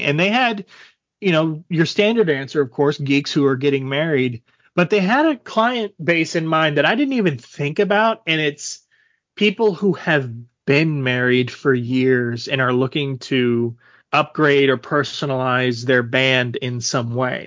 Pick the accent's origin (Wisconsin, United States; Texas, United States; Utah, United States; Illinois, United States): Texas, United States; obviously I grew up in Texas